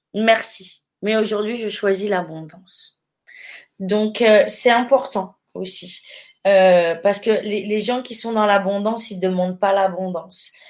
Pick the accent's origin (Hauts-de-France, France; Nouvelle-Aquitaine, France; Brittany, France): Nouvelle-Aquitaine, France; Périgueux; je suis originaire de Périgueux